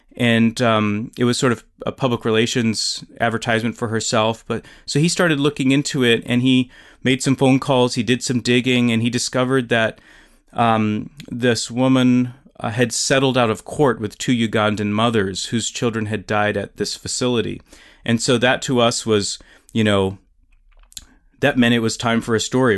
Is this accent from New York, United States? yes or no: no; South Dakota, United States; moved away; I grew up in South Dakota